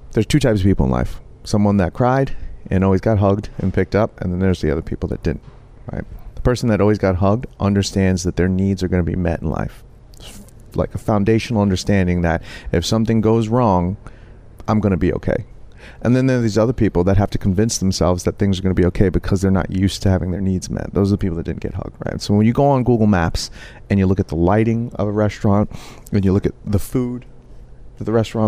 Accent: New York City, New York, United States; in the projects where we grew up in the Bronx

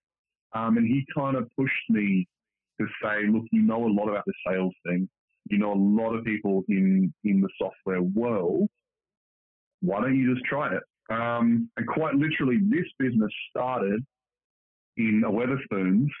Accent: Australia; moved away; I'm originally from Australia, and a lot of us do have that wanderlust, want to get out of Australia

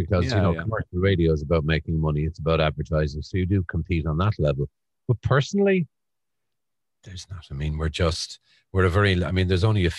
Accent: Cork, Munster, Ireland; moved away as an adult; also born or lived in Dublin / Ballycotton; Blackrock in Cork.

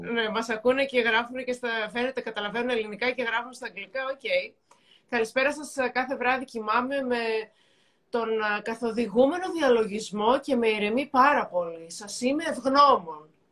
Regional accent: Thessaloniki, Central Macedonia, Greece; και εγώ είμαι από τη Θεσσαλονίκη

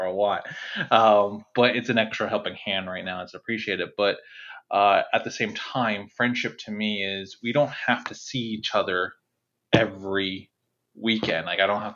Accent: New Jersey, United States; where I grew up in New Jersey

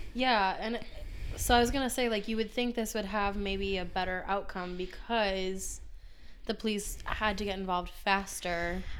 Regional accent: Minnesota, United States; we're from Minnesota

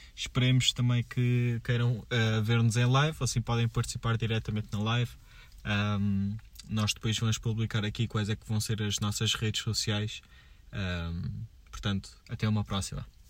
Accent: Portugal; eu sou português

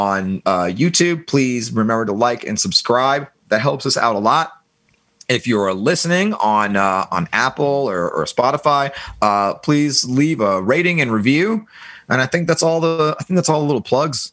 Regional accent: Germany; I was born in West Germany during the Cold War

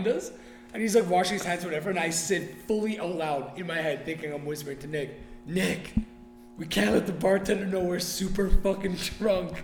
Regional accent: Canada; we're fucking Canadian

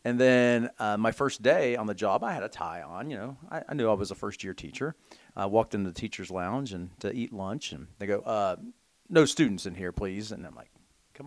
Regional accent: Belpre, Ohio, United States; I grew up in Belpre, Ohio

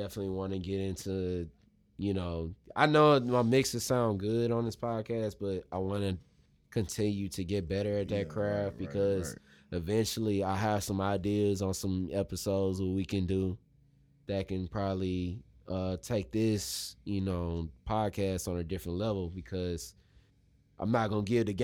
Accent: Missouri City, Texas, United States; when I was growing up in Missouri City

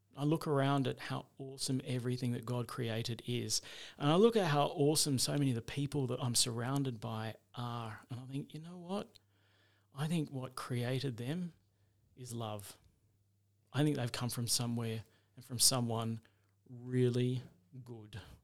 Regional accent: Adelaide, South Australia, Australia; moved away as an adult; now in Mount Gambier, Australia; I was born in Adelaide, went to school there, uh, and after that, when I finished school, I went to university there for a little while

